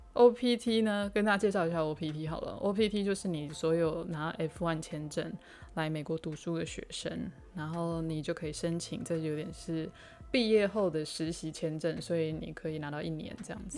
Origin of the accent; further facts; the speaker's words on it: Taiwan; accent: Taiwanese accent; moved away as an adult; now in New York, United States; 我在九年前从台湾来纽约读研究所